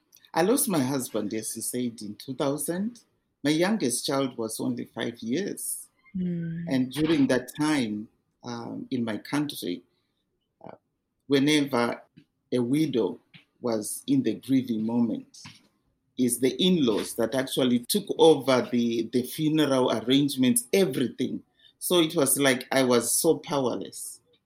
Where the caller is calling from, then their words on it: Calgary, Alberta, Canada; From Calgary.